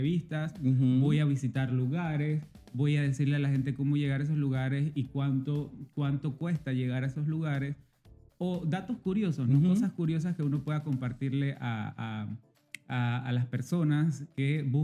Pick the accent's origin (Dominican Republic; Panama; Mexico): Panama; Veraguas; soy de, de, Veragua